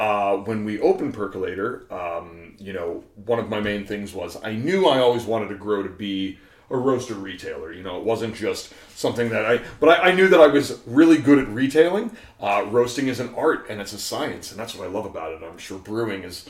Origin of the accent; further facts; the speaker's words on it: New York, United States; now in Chicago, United States; I grew up with in New York